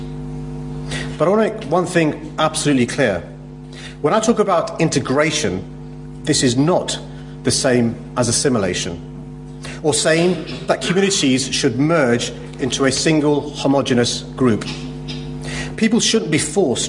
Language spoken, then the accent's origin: English; London, United Kingdom; my own experiences growing up in London